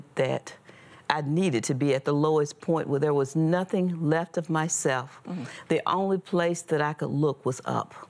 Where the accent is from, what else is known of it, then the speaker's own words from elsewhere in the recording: Mississippi, United States; I was born and raised in Mississippi